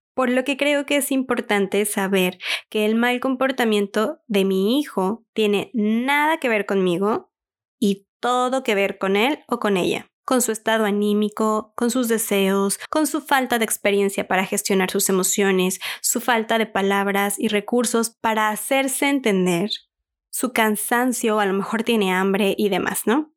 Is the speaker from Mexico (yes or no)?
yes; Mexico; En mi país, México, es muy